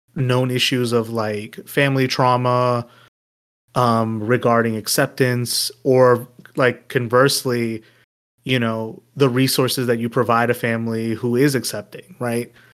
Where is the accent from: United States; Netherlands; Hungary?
United States; me as an American